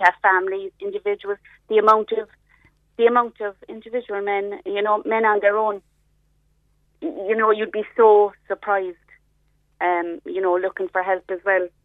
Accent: Ireland; We're typically Irish people, we never, we're very slow to ask for um, a bit of help

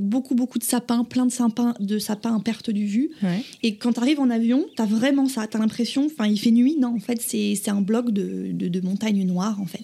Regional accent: Viry, Bourgogne-Franche-Comté, France; moved away as an adult; now in Pepperell, United States; J'ai 26 ans et je viens de Bourgogne, d'un village qui s'appelle Viry, en Saône-et-Loire, au sud euh, de la Bourgogne.

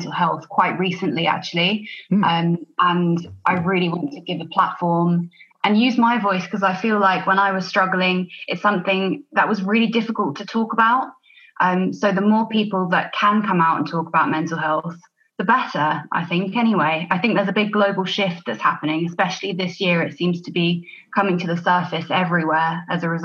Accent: Alderney, Guernsey; moved away as an adult; also born or lived in United Kingdom; I'm from Alderney in the Channel Islands, which is a really small, beautiful island, 2,000 people here.

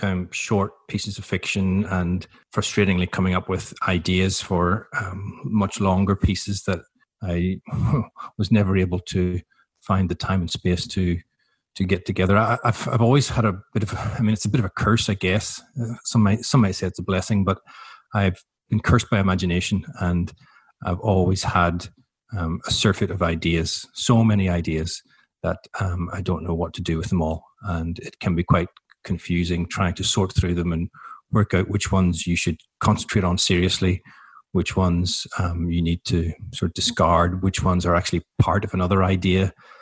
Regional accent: Ireland; now in Melbourne, Australia; And I thought, even though I'm Irish, it might not be the wisest time to go and live in Chile. So we came to Melbourne and I ended up staying here

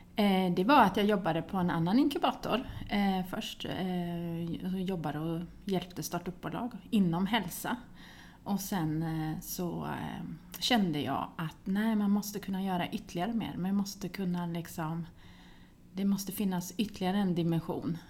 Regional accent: Västervik, Kalmar County, Sweden; moved away; also born or lived in Linköping / Uppsala / Gothenburg; jag är född i Västervik men jag har pluggat i Linköping

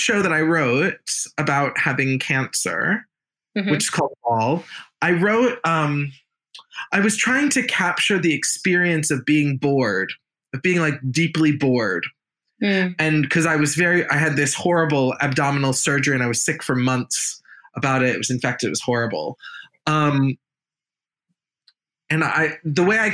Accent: United States; I'm American.

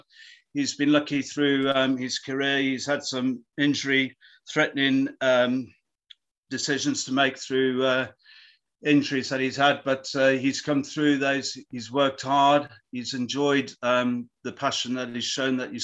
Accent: South Africa; moved away; also born or lived in Edinburgh / Empangeni / Port Elizabeth; I was brought up in South Africa. I was actually born in Edinburgh. My parents immigrated to South Africa when I was 6 months old

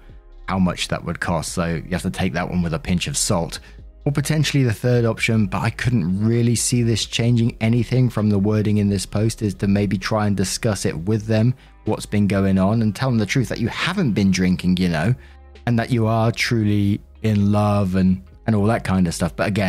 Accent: Kenya; now in England, United Kingdom; I come from Kenya, but studying for my BA in England.

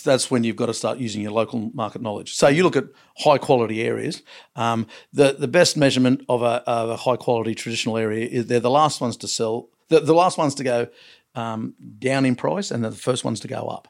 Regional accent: Long Jetty, New South Wales, Australia; I was born in Longjeady

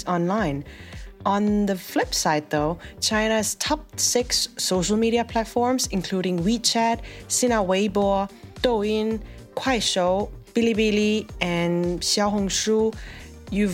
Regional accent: South Korea; My home country, South Korea's Financial Services Commission

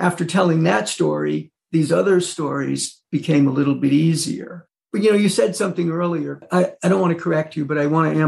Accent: Mid-Hudson Valley, New York, United States; moved away as an adult; also born or lived in Burlington, Vermont; the Mid-Hudson Valley, which is where I was born and raised here in New York

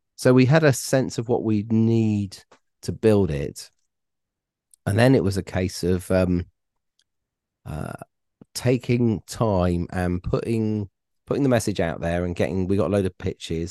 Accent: Plymouth, South West England, United Kingdom; I moved there when I was four, but I, you know, I grew up in Plymouth, It's my, it's my hometown.

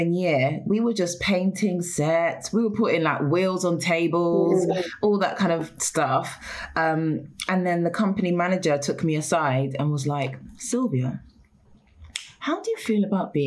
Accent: London, United Kingdom; I've always lived in London. My parents were born in Ghana

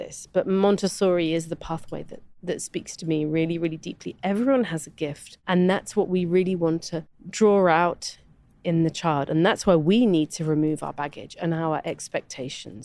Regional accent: United Kingdom; a British white woman

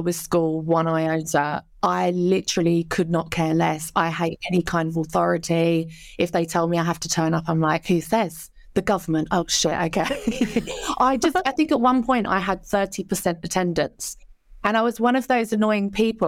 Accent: Canvey Island, East of England, United Kingdom; I grew up on Canvey Island in Essex

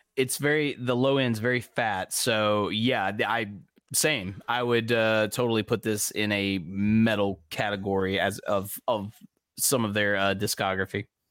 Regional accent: the American South, United States; I'm a Southerner

